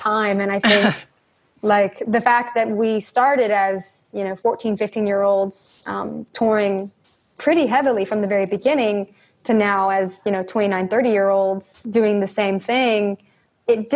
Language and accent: English; Northern Georgia, United States; we are from the South and, you know, grew up in Northern Georgia